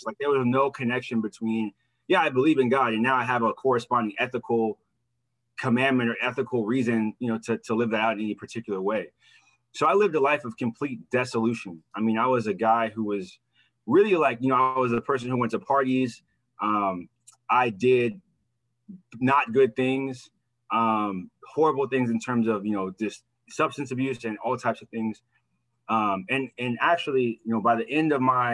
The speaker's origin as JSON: {"language": "English", "region": "Midwest", "country": "United States", "tie": "born or raised there", "also_born_or_lived": "Manhattan, New York City", "said": "I was born in Manhattan. My mom moved from New York City and I grew up in the Midwest"}